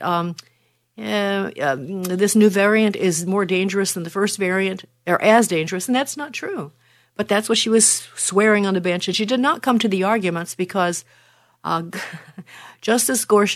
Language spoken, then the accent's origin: English; Maine, United States; born or raised there